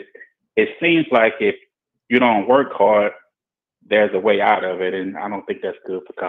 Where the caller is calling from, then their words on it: Baton Rouge, Louisiana, United States; This is …. I'm calling from Baton Rouge, Louisiana.